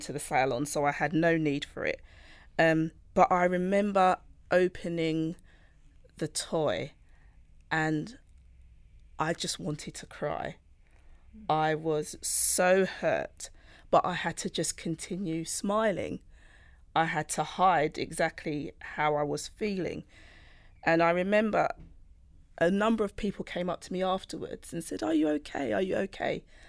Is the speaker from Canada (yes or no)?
no; United Kingdom; I'm Black British, born with Jamaican roots.